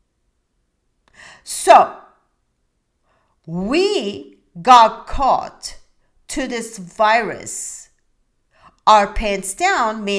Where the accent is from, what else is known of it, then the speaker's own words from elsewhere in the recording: Istanbul, Turkey; English is a second language; now in United States; I come from a different country. I come from Turkey, Istanbul